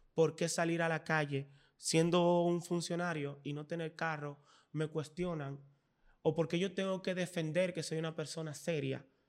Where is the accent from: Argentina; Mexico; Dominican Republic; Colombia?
Dominican Republic; somos dominicanos